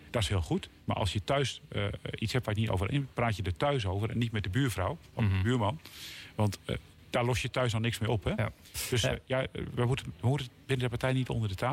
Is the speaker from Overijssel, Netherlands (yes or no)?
no; Elspeet, Gelderland, Netherlands; also born or lived in Harderwijk / The Hague; ik kom van de Veluwe. Mhm. En ik, ken het goed. Daar ben ik geboren en in Elspet ja. helemaal opgegroeid. Dat Harderwijk was in het ziekenhuis.